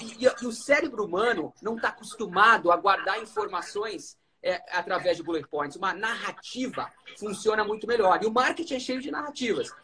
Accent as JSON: {"language": "Portuguese", "town": "Londrina", "region": "Paraná", "country": "Brazil", "moved": "as an adult", "said": "eu saí de Londrina, no norte do Paraná"}